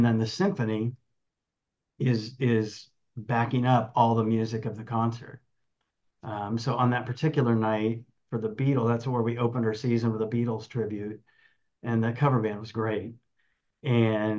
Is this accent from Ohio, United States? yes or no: yes; Dayton, Ohio, United States; moved away as an adult; also born or lived in Kalamazoo, Michigan; now in Long Beach, United States; I grew up in the Midwest, grew up in Ohio, Dayton, Ohio area